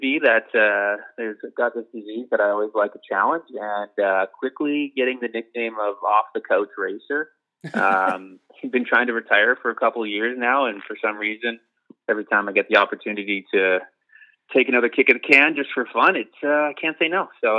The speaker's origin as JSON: {"language": "English", "town": "Medicine Hat", "region": "Alberta", "country": "Canada", "tie": "born or raised there", "moved": "as an adult", "said": "Grew up in Medicine Hat, Alberta for the first 22 years of my life."}